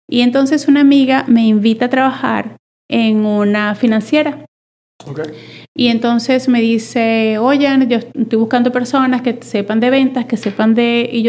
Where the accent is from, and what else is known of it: Venezuela; born or raised there; moved away as an adult; now in Monterrey, Mexico